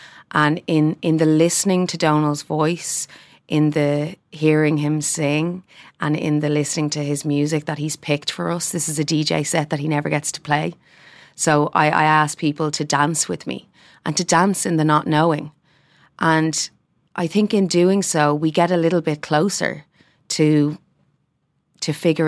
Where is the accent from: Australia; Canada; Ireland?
Ireland; and as Irish people, can we say that about ourselves?